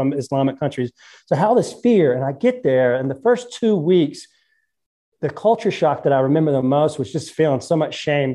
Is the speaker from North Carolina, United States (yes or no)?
yes; North Carolina, United States; I'm from the Carolinas